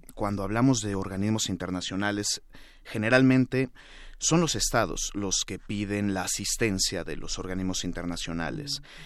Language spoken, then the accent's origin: Spanish; Mexico